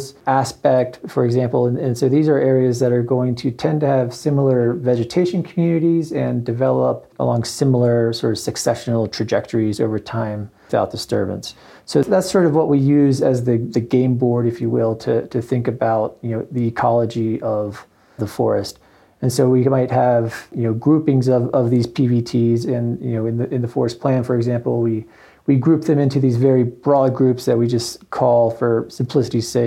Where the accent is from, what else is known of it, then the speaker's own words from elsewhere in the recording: Alabama, United States; moved away as an adult; also born or lived in Pennsylvania / Vermont / Montana / Northeast Oregon; now in Bozeman, United States; I was born in Pennsylvania, pretty much grew up in Alabama